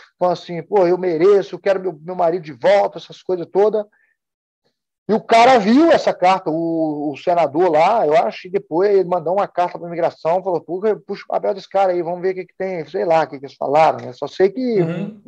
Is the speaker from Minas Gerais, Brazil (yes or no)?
yes; Sobrália, Minas Gerais, Brazil; moved away as an adult; now in United States; eu saí de Sobralho, eu comecei a treinar aqui. Saí de Sobralho, eu nunca tinha saído de uma cidade, nunca tinha saído de Minas Gerais